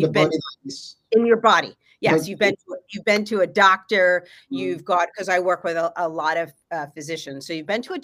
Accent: Los Angeles, California, United States; I'm from Los Angeles, California.

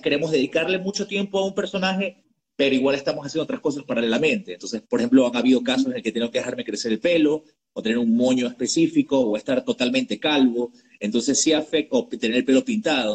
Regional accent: United States; moved away; crecí y estudié en Estados Unidos

